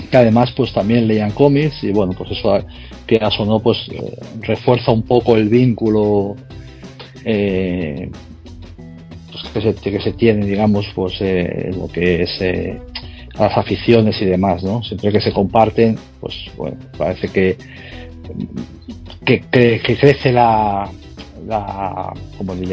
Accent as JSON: {"language": "Spanish", "town": "Tossa de Mar", "region": "Catalonia", "country": "Spain", "tie": "born or raised there", "also_born_or_lived": "Barcelona", "lives_now": "Vigo, Spain", "said": "yo soy de Barcelona, ahora ya no vivo en Barcelona. Nací en Barcelona, estuve hasta los 8 años, si no recuerdo mal. Y luego me mudé a un pueblo de, de Cataluña también, se llama Tosa de Mar, de la provincia de Girona."}